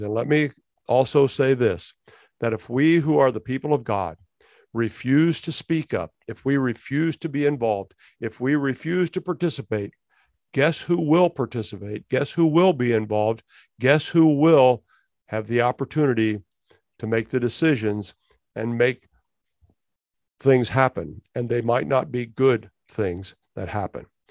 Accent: United States; moved away as an adult; also born or lived in Canada; as an American, having grown up in the United States

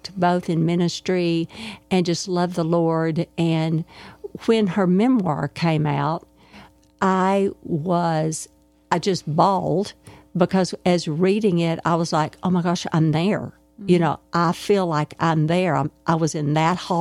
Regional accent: Arkadelphia, Arkansas, United States; Beth Moore and I grew up together in Arkadelphia, Arkansas.

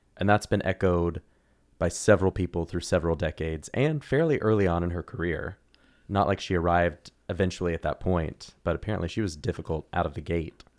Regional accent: Oklahoma City, Oklahoma, United States; moved away; also born or lived in Missouri; I grew up in Oklahoma

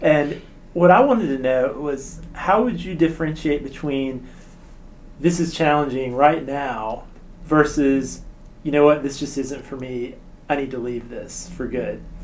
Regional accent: Virginia, United States; my home state of Virginia

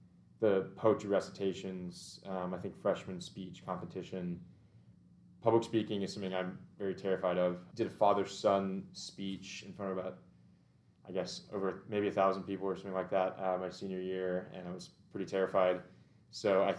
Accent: Brentwood, Tennessee, United States; also born or lived in Nashville; I actually grew up in Brentwood for, I guess, 11 or 12 years, and then moved to Westmead, just down the road a little bit

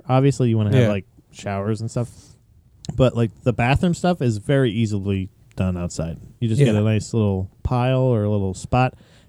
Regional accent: Florida, United States; moved away; I grew up in Florida where everything was central heat and air.

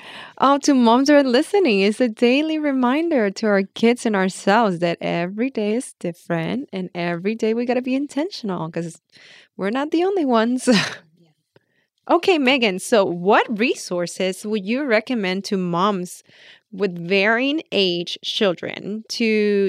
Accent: Puerto Rico; Oh, you're asking the wrong person because I grew up in Puerto Rico.

